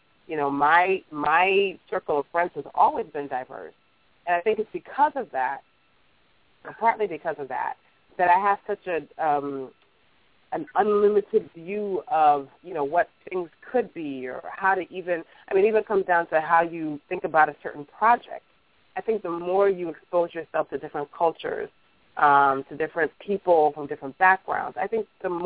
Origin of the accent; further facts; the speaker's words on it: United States; also born or lived in Africa; even though I was born in Africa, raised here